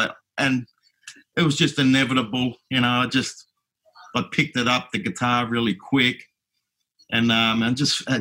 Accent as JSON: {"language": "English", "town": "Melbourne", "region": "Victoria", "country": "Australia", "tie": "born or raised there", "said": "I was raised here in Melbourne, born and bred."}